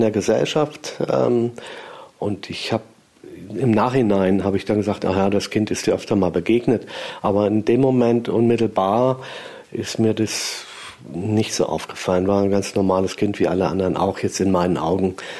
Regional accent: Göttingen, Lower Saxony, Germany; moved away as an adult; also born or lived in Ebersberg; now in Lichtenberg, Germany; Göttingen stamme

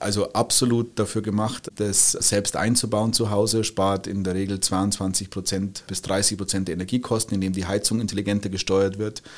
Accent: Bavaria, Germany; moved away as an adult; now in Switzerland; Ich bin gebürtiger Bayer, der jetzt ein gewisses Exil in der Schweiz gefunden hat, aber im Herzen bin ich und bleibe ich Bayer.

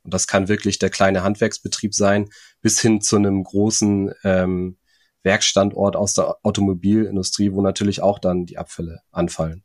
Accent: Hamburg area, Germany; also born or lived in Flensburg; ich komme aus dem, aus dem Hamburger Raum, da ist der Hafen äh, nicht weit weg

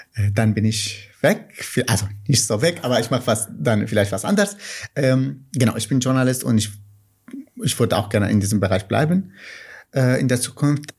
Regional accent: Nineveh, Iraq; first language Kurmanji; German is a second language; moved away as an adult; now in Cologne, Germany; ich komme aus dem Irak und Kurdisch und Arabisch sind Amtssprachen im, im, im Irak. Aber meine Muttersprache ist Kurmanji

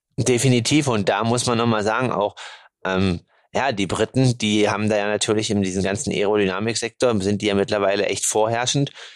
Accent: Germany; Bei uns in Deutschland

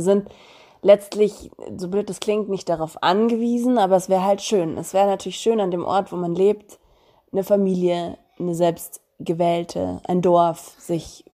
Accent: Romania; now in Germany; meine Kindheit in Rumänien

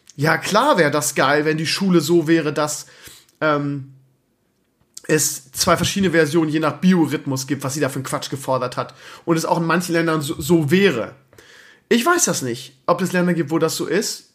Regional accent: Northern Germany, Germany; Bei uns in Norddeutschland

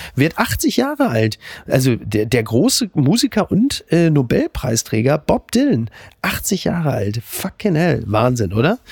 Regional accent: Germany; wir als Deutsche

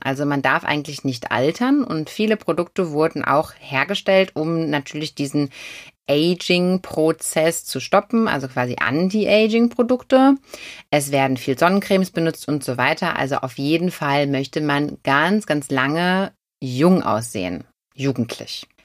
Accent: Germany; Und wir sind trotzdem alle Deutsche

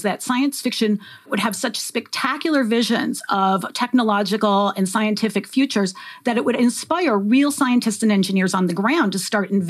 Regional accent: Detroit, Michigan, United States; moved away as an adult; now in Atlanta, United States; I grew up in Detroit in the 1980s

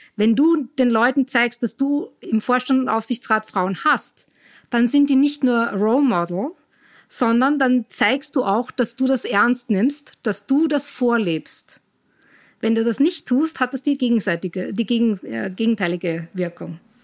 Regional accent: Austria; moved away as an adult; also born or lived in Cologne, Germany / United States; ich komme ursprünglich aus Österreich, in der Nähe von Wien bin ich aufgewachsen

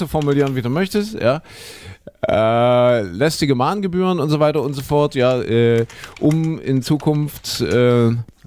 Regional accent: eastern Germany, Germany; hier bei uns im Osten

